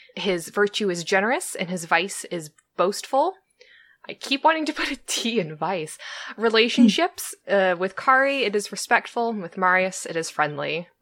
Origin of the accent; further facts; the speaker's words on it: Southern California, United States; I was born and raised in Southern California.